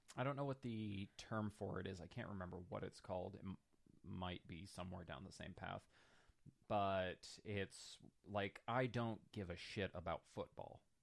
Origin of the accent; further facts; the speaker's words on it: North Pole, Alaska, United States; moved away; I'm originally from North Pole, Alaska. We had a house on the outskirts